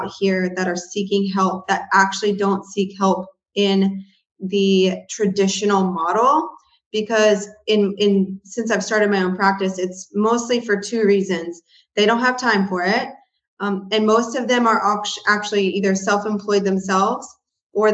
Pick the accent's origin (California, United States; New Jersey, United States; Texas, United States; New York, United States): Texas, United States; Houston; moved away as an adult; also born or lived in College Station, Texas; now in northwest of Dallas-Fort Worth, United States; I am originally from Houston, Texas, or near Houston